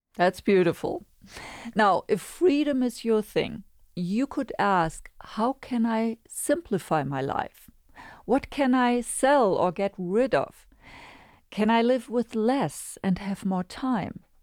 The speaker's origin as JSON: {"language": "English", "country": "Germany", "tie": "born or raised there", "moved": "yes", "said": "in the most densely populated area in my home country, Germany."}